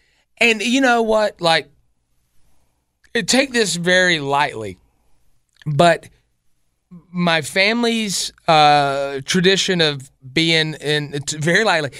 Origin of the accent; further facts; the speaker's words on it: Spartanburg, South Carolina, United States; I grew up in Spartanburg, 26.